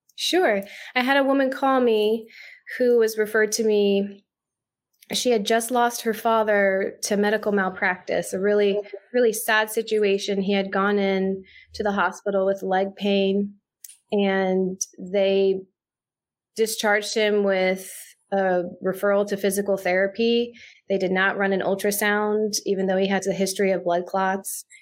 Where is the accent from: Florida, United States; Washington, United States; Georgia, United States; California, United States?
Florida, United States; Jacksonville; I'm a native Floridian. I grew up in Jacksonville, Florida